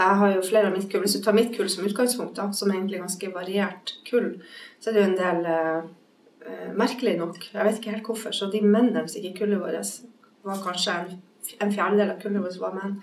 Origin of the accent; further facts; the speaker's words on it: Bodø, Nordland, Norway; moved away; also born or lived in Bergen; Der jeg vokste opp i Bodø